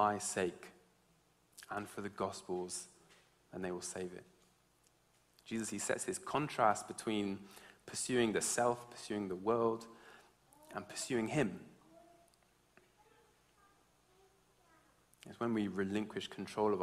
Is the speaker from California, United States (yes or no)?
no; Georgia, United States; also born or lived in England; now in United Kingdom; I grew up in America, in Georgia, in the South